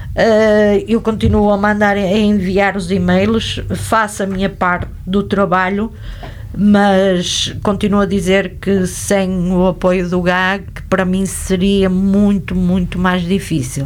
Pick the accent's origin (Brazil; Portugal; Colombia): Portugal; Vila Nova de Gaia, Norte; also born or lived in Porto; nasci no Porto, mas fui em braços para Gaia.